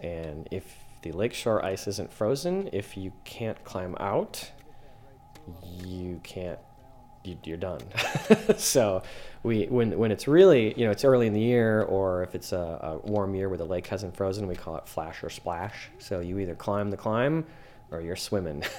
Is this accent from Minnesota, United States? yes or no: yes; Minnesota, United States; I'm from Minnesota